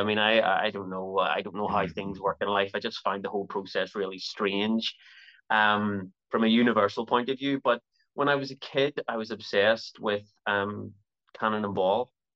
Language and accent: English; Belfast, Northern Ireland, United Kingdom; also born or lived in Toronto, Canada; my time there was was very, very short and I've been in Belfast ever since